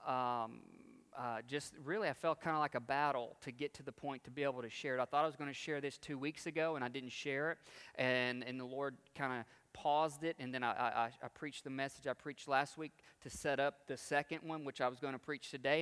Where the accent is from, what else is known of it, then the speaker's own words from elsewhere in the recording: United States; as American Christians